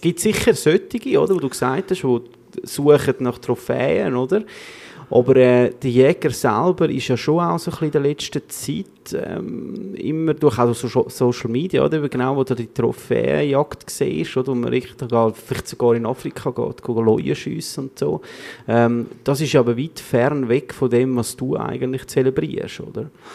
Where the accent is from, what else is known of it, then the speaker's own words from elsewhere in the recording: Switzerland; bei uns in der Schweiz